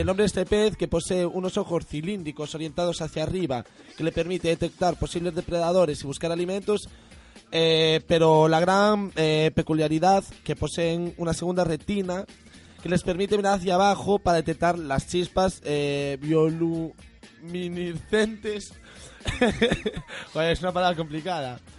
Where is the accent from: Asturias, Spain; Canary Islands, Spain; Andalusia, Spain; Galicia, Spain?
Galicia, Spain; Verín; mi tierra, de, de Berín. Buen vino y buenos carnavales, de allí donde soy yo